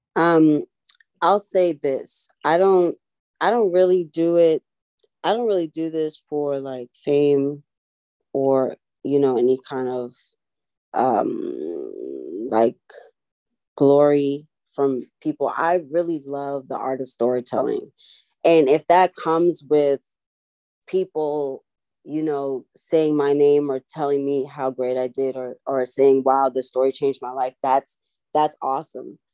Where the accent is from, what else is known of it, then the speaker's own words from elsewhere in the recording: Boston, Massachusetts, United States; growing up, you know, I grew up in Boston a time